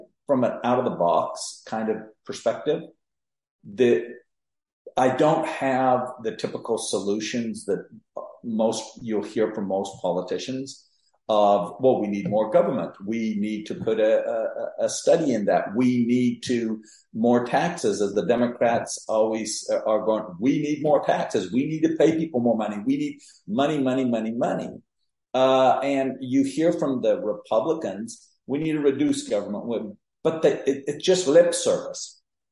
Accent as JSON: {"language": "English", "country": "Mexico", "tie": "born or raised there", "moved": "as an adult", "lives_now": "Texas, United States", "said": "I was born and raised in Mexico"}